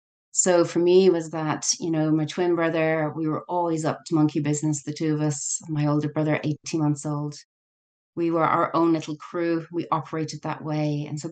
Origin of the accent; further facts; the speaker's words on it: Ireland; Yes, it does mortify us as Irish.